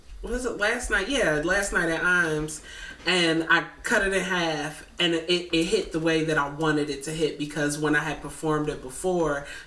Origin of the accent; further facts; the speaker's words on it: Cincinnati, Ohio, United States; moved away; also born or lived in Plainfield, New Jersey; I was raised in Cincinnati, Ohio. I was born in Plainfield, New Jersey.